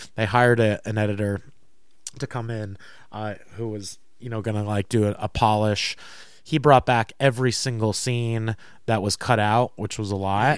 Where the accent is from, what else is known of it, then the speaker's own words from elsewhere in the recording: Tuxedo Park, New York, United States; Tuxedo Park, New York